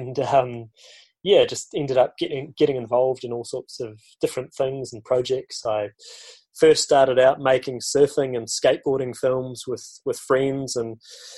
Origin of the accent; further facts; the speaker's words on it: Granity, West Coast, New Zealand; I grew up in the South Island of New Zealand, down on the West Coast, in a tiny little town called Granity